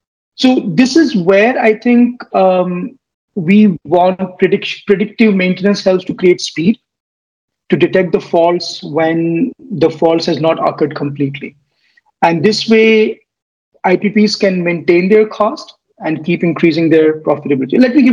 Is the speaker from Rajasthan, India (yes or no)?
no; Delhi, India; also born or lived in Bihar; brought up in Delhi. My father was in still is in Indian Air Force, moved quite a lot. And originally I'm from Bihar.